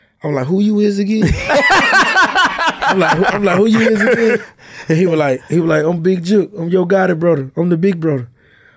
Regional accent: Tallulah, Louisiana, United States; moved away; also born or lived in North Memphis, Tennessee; I'm from Louisiana, Tallulah

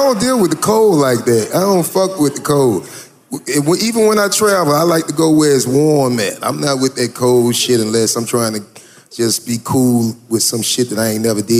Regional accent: Florida, United States; I'm from Florida. Yeah, so I don't fuck with that cold shit.

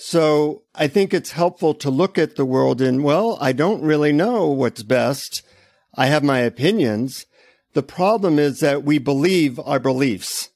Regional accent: United States; from the United States.

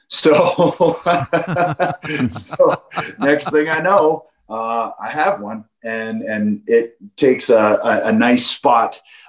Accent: Canada; have to be Canadian to really understand it, I think, to really feel that strange thing that you feel as a Canadian when you see hockey or you hear that Hockey Night in Canada music.

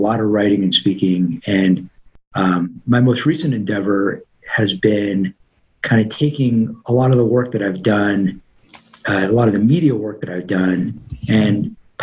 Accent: Los Angeles, California, United States; being born and raised in Tarzana, California

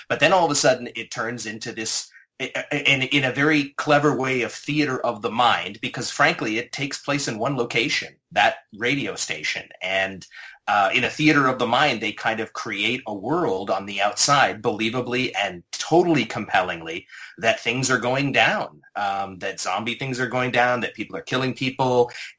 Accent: Canada; I grew up in Canada, so I know, you know, I'm very familiar with a lot of the Canadian filmmakers

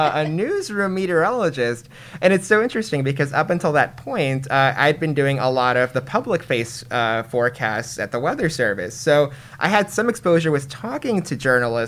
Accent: Chicago, Illinois, United States; now in San Francisco, United States; I grew up in Chicago

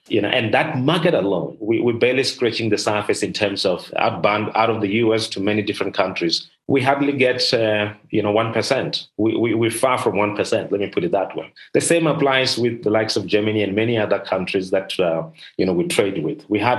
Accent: South Africa; our own government here in South Africa

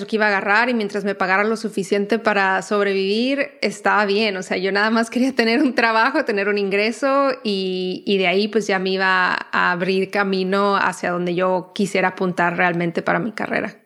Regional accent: Tijuana, Baja California, Mexico; moved away as an adult; also born or lived in New York; now in United States; yo crecí en Tijuana, entonces crecí muy expuesta a todo lo que era el contenido de películas y series y todo americano

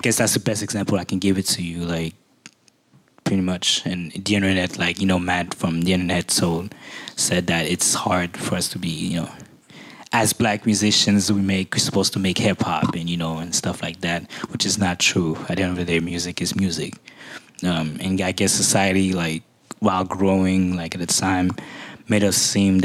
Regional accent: Haiti; I come from Haiti where, you know, very Caribbean influences

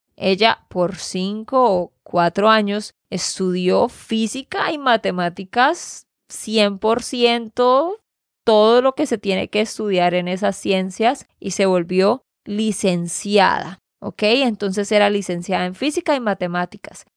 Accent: Santander, Colombia; de Santander, Colombia.

